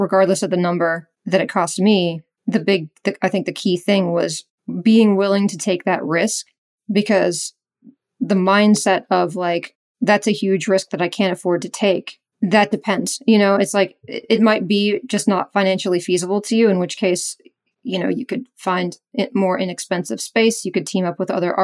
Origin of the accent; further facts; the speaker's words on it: Raleigh, North Carolina, United States; also born or lived in Ohio; Raleigh, because this is my hometown. I've lived here. I moved back 7 years